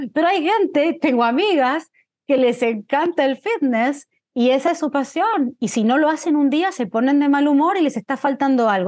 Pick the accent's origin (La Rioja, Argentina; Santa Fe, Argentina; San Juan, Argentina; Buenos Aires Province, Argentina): Buenos Aires Province, Argentina; La Plata; moved away as an adult; now in United States; soy de una ciudad que se llama La Plata, Crecí en La Plata hasta los 17 años, ahí me mudé a Buenos Aires